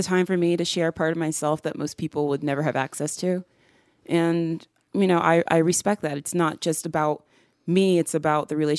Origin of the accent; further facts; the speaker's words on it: the South, United States; I came to accept myself as a Southerner, as being rooted in my homeland.